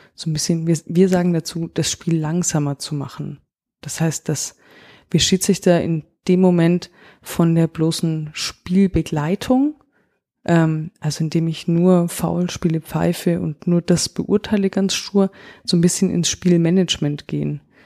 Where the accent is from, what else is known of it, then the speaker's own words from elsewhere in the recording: Augsburg, Bavaria, Germany; Ich komme selber aus Augsburg